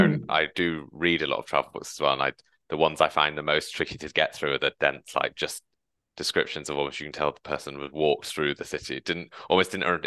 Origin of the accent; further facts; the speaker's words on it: England, United Kingdom; now in London, United Kingdom; the north as I'm from, there are no trains